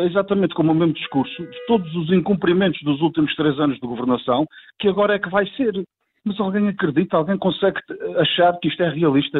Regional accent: Azores, Portugal

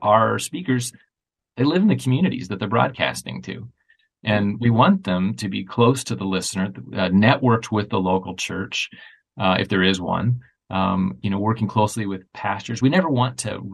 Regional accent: United States; also born or lived in greater Chicago area; I'm an American, I'm living in the greater Chicago area

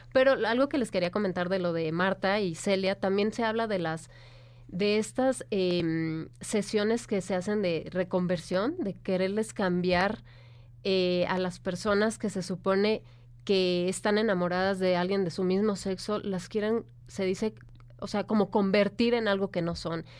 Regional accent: Michoacán, Mexico; moved away; yo que soy de Michoacán

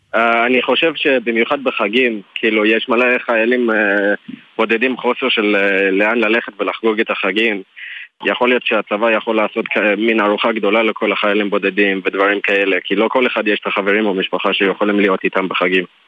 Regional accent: Johannesburg, Gauteng, South Africa; Hebrew is a second language; moved away as an adult; now in Israel; אני בעיקרון מדרום אפריקה

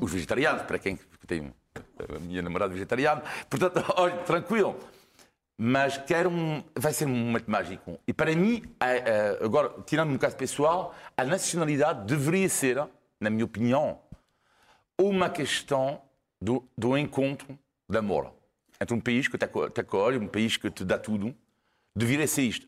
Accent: France; Portuguese is a second language; now in Portugal; Eu sou francês

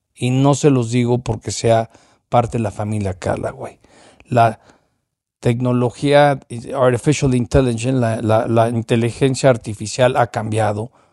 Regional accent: Mexico

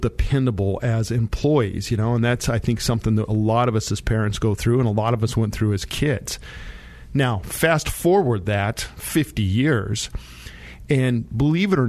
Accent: Monte Vista, Colorado, United States; I grew up down in Monta Vista in the San Luis Valley

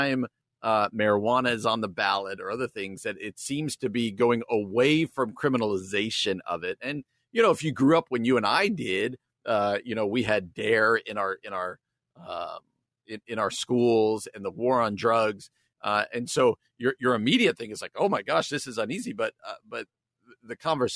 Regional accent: New Jersey, United States; my home state of New Jersey

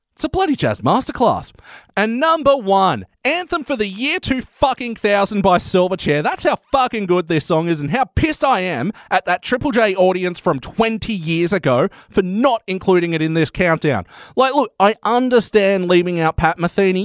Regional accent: Newcastle, New South Wales, Australia; my hometown, the glorious city of Newcastle

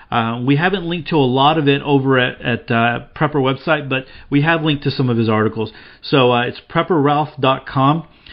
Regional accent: North Carolina, United States; I grew up here in the Carolinas hunting and fishing the woods and lakes.

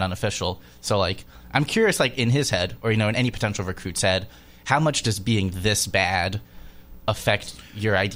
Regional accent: Texas, United States; also born or lived in Indiana; now in Lexington, United States; I'm from Texas. I went to Indiana before I like took this job in Lexington

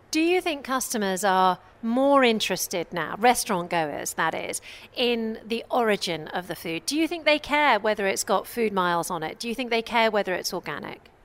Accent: United Kingdom; now in Dubai, United Arab Emirates; I'm British

